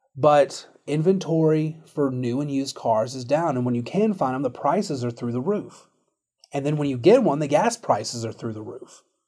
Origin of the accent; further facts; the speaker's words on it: United States; as an American